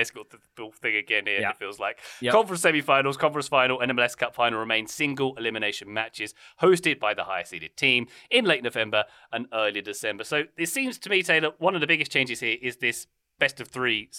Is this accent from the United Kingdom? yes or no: yes; United Kingdom; It took as a Brit, it took me a long time to understand what on earth was being said.